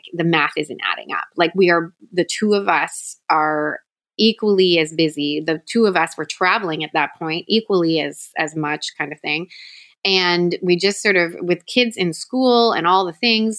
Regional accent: Toronto, Ontario, Canada; moved away as an adult; now in Southwest Florida, United States; I was born and raised in Toronto, Canada

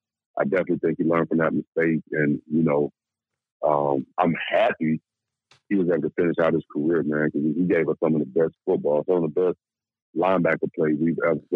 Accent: Decatur, Georgia, United States; born or raised there; also born or lived in Atlanta

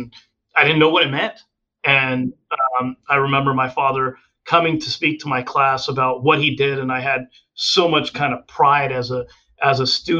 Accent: Texas, United States; moved away; also born or lived in England; I grew up in Texas prior to that, but it was really when we moved to England that it was much more pronounced.

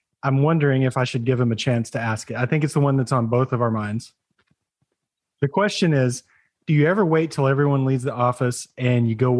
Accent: Oklahoma, United States; accent: Oklahoma; my Oklahoma accent really came out on it.

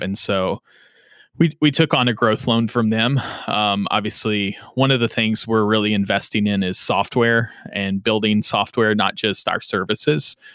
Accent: Henderson, Kentucky, United States; accent: southern drawl; now in Louisville, United States; I'm originally from Henderson, Kentucky, uh, which is in Western Kentucky

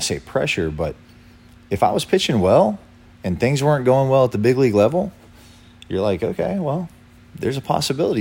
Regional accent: Lynchburg, Virginia, United States; I'm from Lynchburg, Virginia

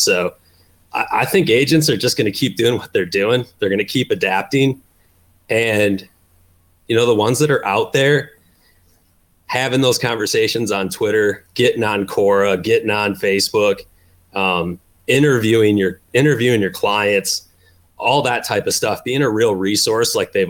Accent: Midwest, United States; I grew up in the Midwest. So every Little League team that I ever played for, you know, was sponsored by a local insurance agent

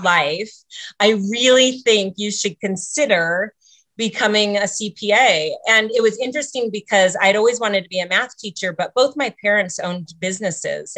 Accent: Sitka, Alaska, United States; moved away as an adult; also born or lived in Ketchikan, Alaska; now in Reno, United States; my family moved to Sitka, Alaska, which is where I was raised my whole life

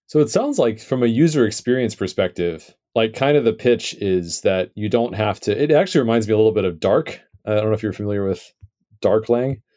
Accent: United States; I am American

